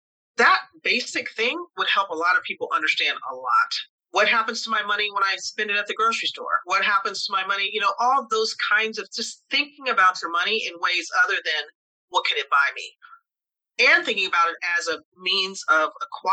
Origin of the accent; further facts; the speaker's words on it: Tuskegee, Alabama, United States; It started as me as a little girl in Alabama. I was born in Tuskegee, Alabama, United States, Southern state, in 1960